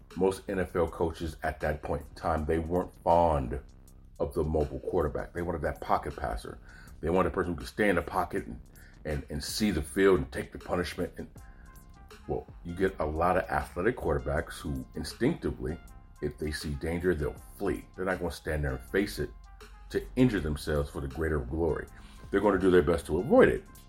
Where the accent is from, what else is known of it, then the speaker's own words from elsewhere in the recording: Oakland, California, United States; I'm from Oakland, California